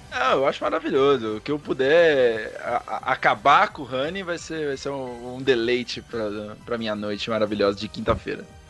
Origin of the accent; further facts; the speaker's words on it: Curitiba, Paraná, Brazil; Eu sou de Curitiba, do Paraná, aqui na terra do Pinhão